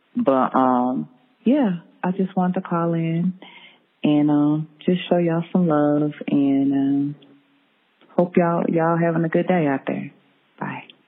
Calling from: Texas, United States; I'm calling from Texas

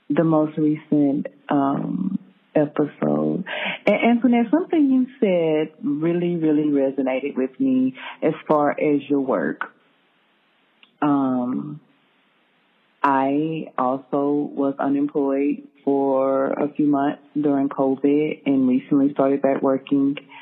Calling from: Texas, United States; I'm calling from Texas

